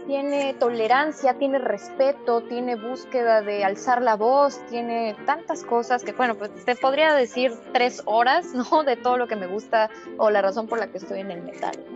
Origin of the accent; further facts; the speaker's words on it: Mexico; como mexicana que soy